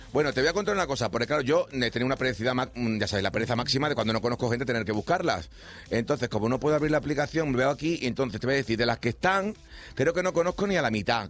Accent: Extremadura, Spain; Somos de los que cuando vamos a Madrid nos siguen confundiendo. No sabes si somos andaluces o extremeños

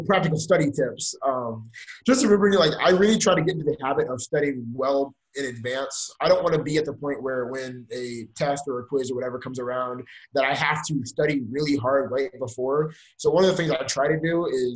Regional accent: Houston, Texas, United States; now in Waco, United States; I'm from Houston, Texas

